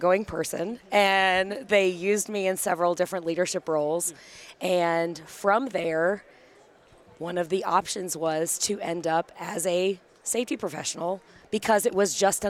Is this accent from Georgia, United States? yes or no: yes; Atlanta, Georgia, United States; I'm from the Atlanta, Georgia area.